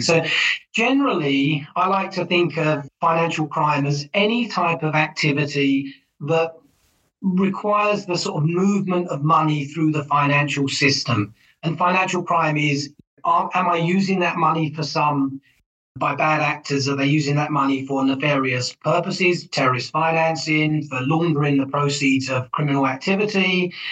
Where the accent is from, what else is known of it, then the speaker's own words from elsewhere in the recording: England, United Kingdom; moved away as an adult; now in United States; I'm originally from England. I've worked in the United States for the longest time